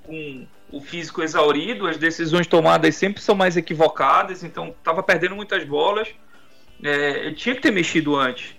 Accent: Pará, Brazil; nós como paraenses

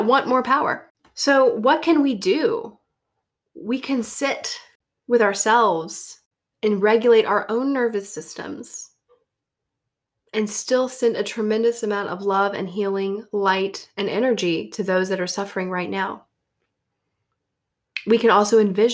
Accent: Deep South, United States; moved away; When I lived in the Deep South

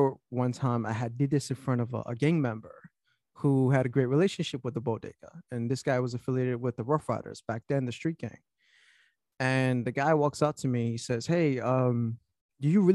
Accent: New York City, New York, United States; also born or lived in Florida; Born and raised in Brooklyn

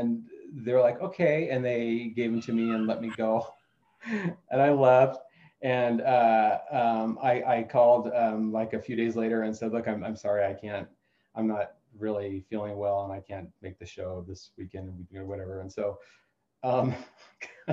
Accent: Colorado, United States; I'm from Colorado. I've grown up here.

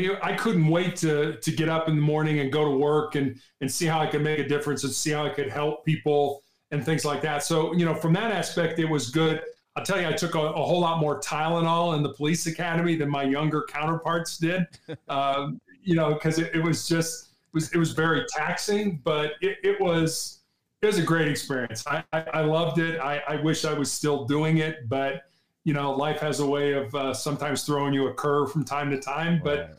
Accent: Midwest, United States; now in Cincinnati, United States; we're from the Midwest. And so we didn't really have any help out in California. So we moved back to the Midwest to Cincinnati.

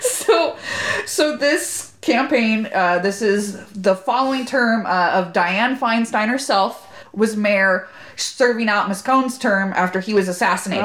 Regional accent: Corona, California, United States; moved away as an adult; now in Sacramento, United States; I'm from Corona, from Corona, California.

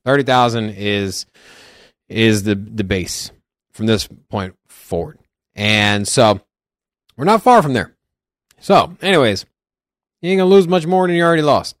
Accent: Virginia, United States; now in Las Vegas, United States; I'm originally from Virginia. Before I came to Vegas

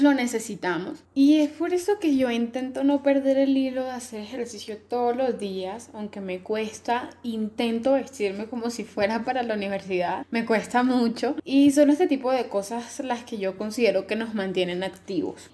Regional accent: Colombia; moved away as an adult; now in Mexico; soy colombiana

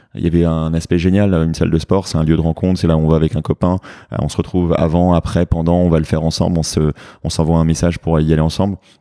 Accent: France; accent: French; moved away as an adult; now in New York, United States; mon accent français en anglais qui est très prononcé

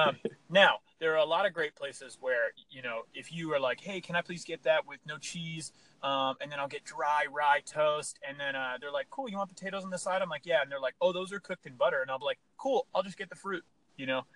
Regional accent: Pennsylvania, United States; I grew up, we grew up in Pennsylvania

